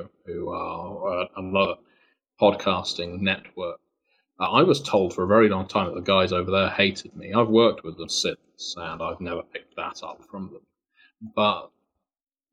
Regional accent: United Kingdom; accent: British; being British. It's partly down to the accent

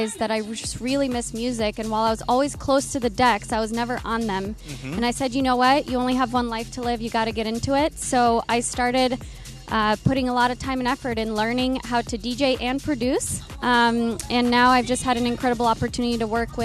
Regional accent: Romania; also born or lived in Seattle; now in Los Angeles, United States; I was born in Romania, from Romania

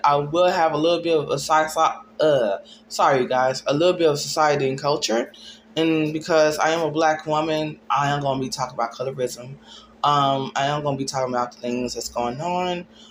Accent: Dallas, Texas, United States; I'm from Dallas, Texas

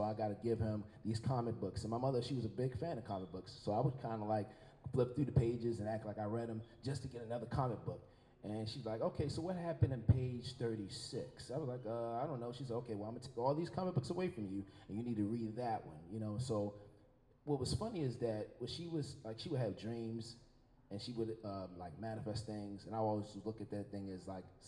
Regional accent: Baltimore, Maryland, United States; I grew up in East Baltimore, Federal and Bond to be exact, 1600 block of Bond Street

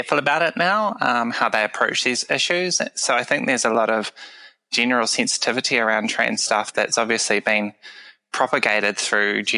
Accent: Waikato, New Zealand; also born or lived in Wellington region; now in Wellington, New Zealand; I'm a New Zealander. I've lived here all my life. I was born in the Waikato region, and I now live in the Wellington region

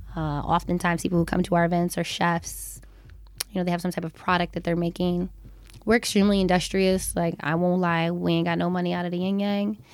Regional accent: Hawaii, United States; growing up in Hawaii

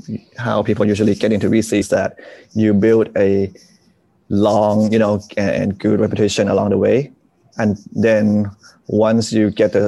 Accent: Bangkok, Thailand; So I moved around a lot, you know, but I grew up mostly in Bangkok

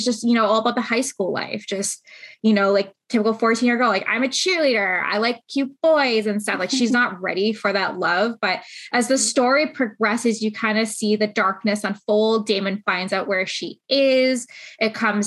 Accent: Canada; We're Canadian, we're here

